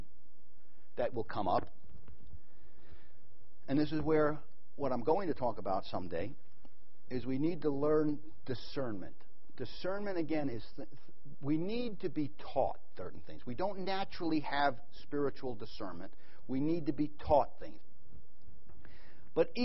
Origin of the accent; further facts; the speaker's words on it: New York, United States; moved away; also born or lived in Middle East; I'm from New York. Then I moved to the Middle East